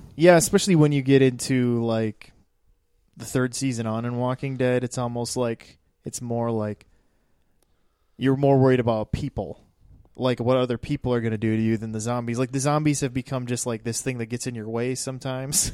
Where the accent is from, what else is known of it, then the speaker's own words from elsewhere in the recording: East River, South Dakota, United States; I rep this side of the state